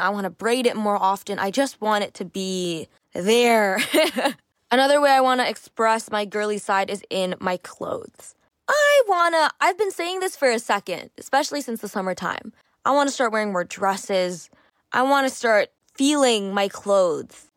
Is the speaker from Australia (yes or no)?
no; Canada; I grew up, I'm Canadian, and sports is a pretty big thing here